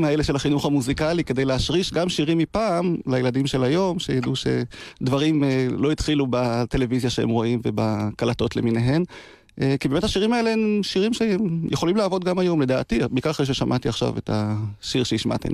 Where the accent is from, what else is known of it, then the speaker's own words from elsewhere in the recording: Degania Alef, Northern District, Israel; נולדתי וגדלתי בקיבוץ דגניה א'